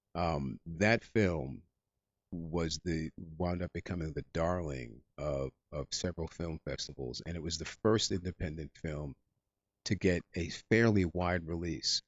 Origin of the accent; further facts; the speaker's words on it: Englewood, New Jersey, United States; I'm actually from Englewood, New Jersey